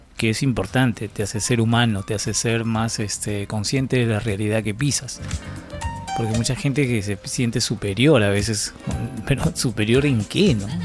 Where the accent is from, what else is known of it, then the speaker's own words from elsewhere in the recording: Peru; nosotros como peruanos